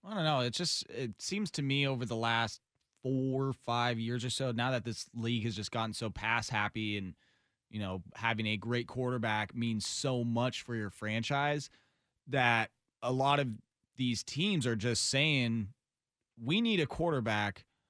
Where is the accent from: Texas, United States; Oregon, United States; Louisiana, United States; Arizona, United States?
Oregon, United States; Tualatin; also born or lived in Sherwood, Oregon; I grew up in Tualatin, moved to Sherwood in, like, eighth grade